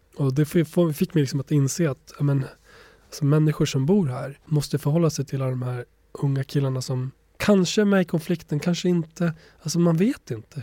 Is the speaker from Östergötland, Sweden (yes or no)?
no; Borlänge, Dalarna County, Sweden; Swedish is a second language; also born or lived in Kosovo; uppvuxen i Bålänge i Dalarna